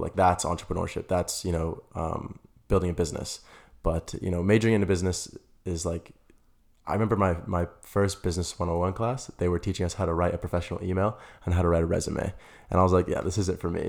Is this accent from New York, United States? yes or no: no; Las Vegas, Nevada, United States; moved away as an adult; now in Arizona, United States; I'm originally from Las Vegas. I moved to Arizona about four years ago